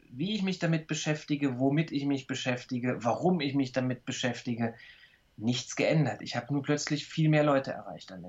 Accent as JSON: {"language": "German", "town": "Saarbrücken", "region": "Saarland", "country": "Germany", "tie": "born or raised there", "said": "Gut, ich bin in Saarbrücken groß geworden, da ist man halt auch schnell in Frankreich."}